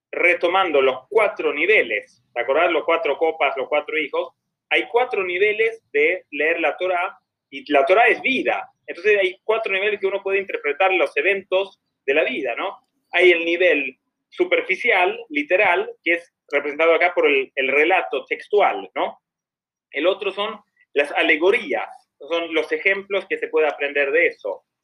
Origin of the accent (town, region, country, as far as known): Sweden; Spanish is a second language; now in Argentina